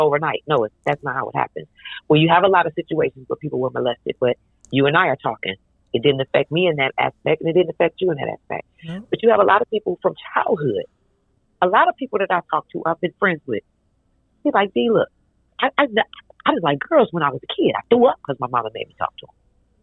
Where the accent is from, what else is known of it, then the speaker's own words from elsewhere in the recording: Detroit, Michigan, United States; I'm from Detroit.